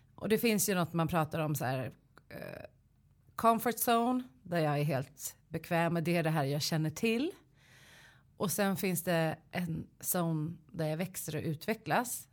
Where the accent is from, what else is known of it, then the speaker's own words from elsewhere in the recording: Stockholm, Stockholm County, Sweden; also born or lived in Solna; Jag är från Kista och Solna